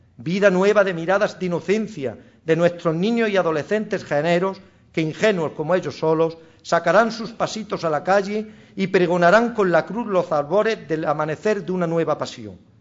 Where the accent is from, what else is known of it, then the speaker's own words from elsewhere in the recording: Jaén, Andalusia, Spain; de mi callejón de la Virgen, calle donde yo nací, y donde desde muy niño correteaba con mis primos y hermanos